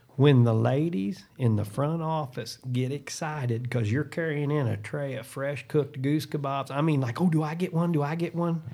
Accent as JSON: {"language": "English", "region": "Southern Illinois", "country": "United States", "said": "I'm from Southern Illinois, home of high school basketball"}